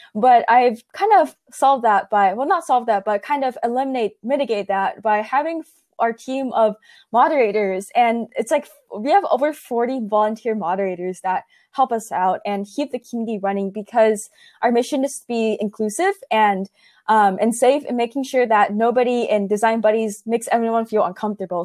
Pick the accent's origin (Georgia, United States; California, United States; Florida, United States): California, United States; Silicon Valley; growing up in Silicon Valley